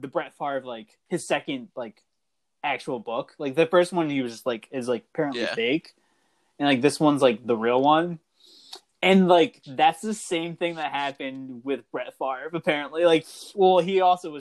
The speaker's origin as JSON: {"language": "English", "region": "New England", "country": "United States", "tie": "born or raised there", "said": "growing up in New England"}